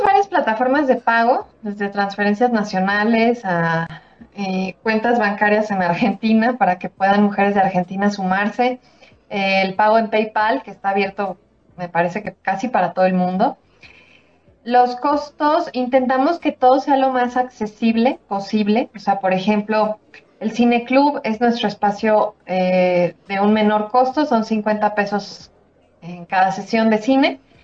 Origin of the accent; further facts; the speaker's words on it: Mexico; soy mexicana